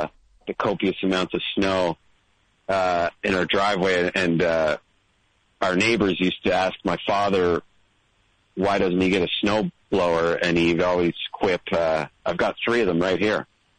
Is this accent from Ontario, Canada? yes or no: no; Prince Edward Island, Canada; now in Toronto, Canada; Well, actually, I grew up on Prince Edward Island.